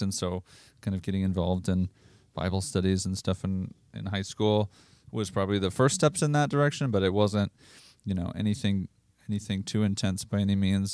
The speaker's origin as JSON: {"language": "English", "town": "Rosemount", "region": "Minnesota", "country": "United States", "tie": "born or raised there", "said": "I'm from Rosemount, Minnesota"}